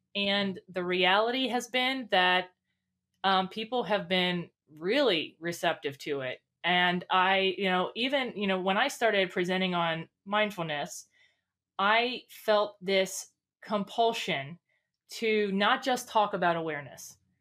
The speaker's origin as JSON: {"language": "English", "region": "Northern Kentucky", "country": "United States", "said": "I'm from Northern Kentucky. Mm-hmm. Um, so um, right outside of Cincinnati"}